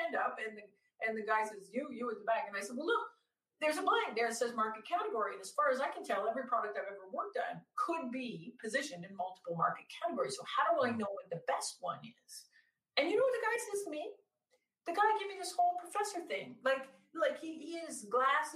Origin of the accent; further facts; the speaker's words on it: Canada; I'm Canadian. So I kept taking classes at like University of Toronto